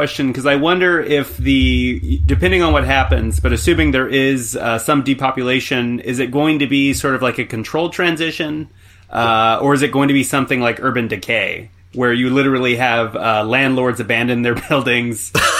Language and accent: English; Stockton, California, United States; I'm from Stockton, California, which for a long time was the most miserable city in the United States, and also the foreclosure capital during the last recession back in 2008.